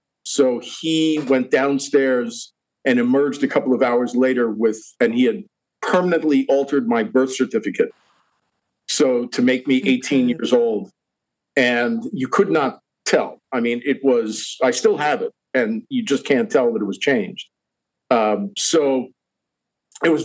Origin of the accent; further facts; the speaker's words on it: Long Island, New York, United States; I grew up on Long Island in New York